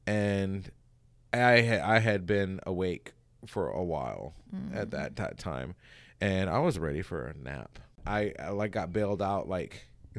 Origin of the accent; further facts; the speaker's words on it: Hawaii, United States; I'm coming from Hawaii too, so I didn't know like all this underlying bullshit.